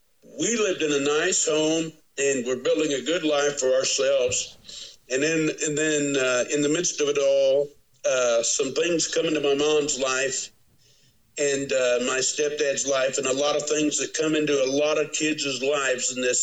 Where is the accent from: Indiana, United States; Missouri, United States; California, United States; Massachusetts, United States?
Missouri, United States; Windsor; also born or lived in Columbia, Missouri; And I'd been there, you know, all along through seventh grade and everything in my hometown of Windsor, Missouri